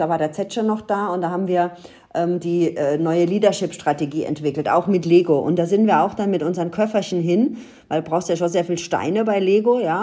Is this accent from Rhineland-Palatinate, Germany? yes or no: yes; Ludwigshafen, Rhineland-Palatinate, Germany; ich bin ja in Ludwigshafen aufgewachsen